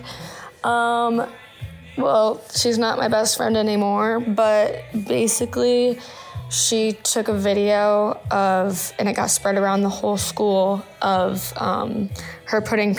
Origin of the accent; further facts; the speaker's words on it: Indianapolis, Indiana, United States; I'm from Indianapolis